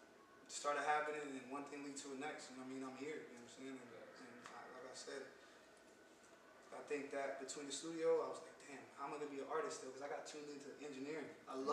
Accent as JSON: {"language": "English", "country": "Jamaica", "said": "I'm Jamaican, so I was around music my whole life"}